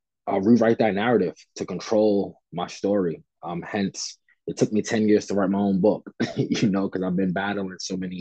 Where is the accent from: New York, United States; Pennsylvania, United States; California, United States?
New York, United States; New York City; growing up in Fort Greene, Brooklyn